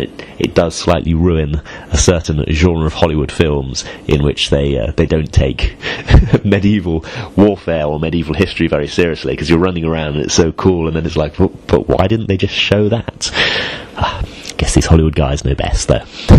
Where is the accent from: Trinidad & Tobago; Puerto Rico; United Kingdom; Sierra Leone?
United Kingdom; England; I am English